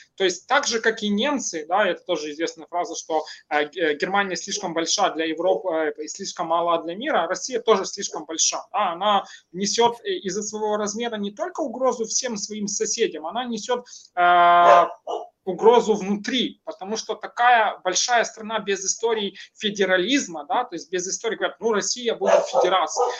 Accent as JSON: {"language": "Russian", "country": "Ukraine", "second_language": "Russian", "said": "мое государство Украина"}